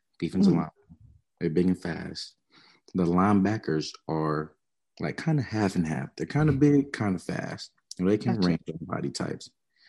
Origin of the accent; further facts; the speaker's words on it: Nashville, Tennessee, United States; I'm from the Nashville area, 22.